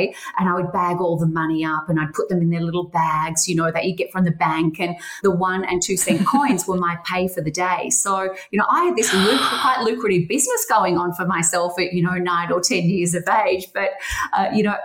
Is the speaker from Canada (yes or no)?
no; Geelong, Victoria, Australia; I grew up in Geelong and we were near the beach